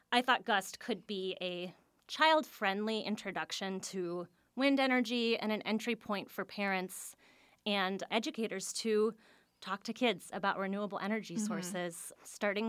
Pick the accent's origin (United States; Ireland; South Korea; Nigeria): United States; Washington, District of Columbia; now in Milwaukee, United States; I was so surprised as someone new to the area. And maybe it's because I came from Washington, D.C., which is a city of memorials and monuments.